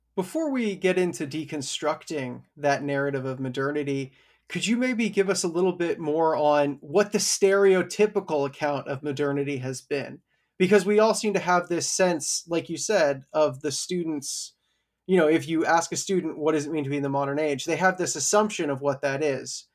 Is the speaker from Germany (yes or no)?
no; Canada; me as a Canadian who's never held a gun before.